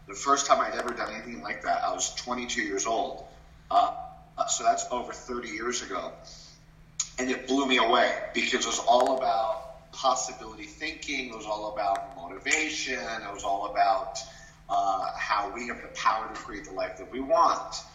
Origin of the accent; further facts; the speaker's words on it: Puerto Rico; also born or lived in New York; they moved us to Puerto Rico, where I grew up, a Latin country.